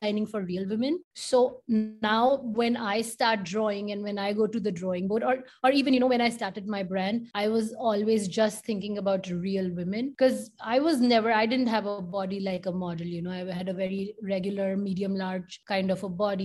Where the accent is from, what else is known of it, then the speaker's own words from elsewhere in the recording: India; moved away as an adult; also born or lived in Detroit; I grew up in India